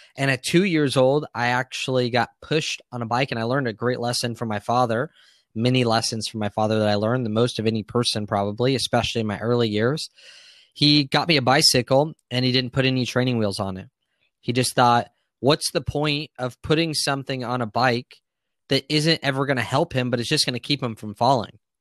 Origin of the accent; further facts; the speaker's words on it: Santee, California, United States; I grew up in Santee, which is in San Diego, a suburb just east of La Jolla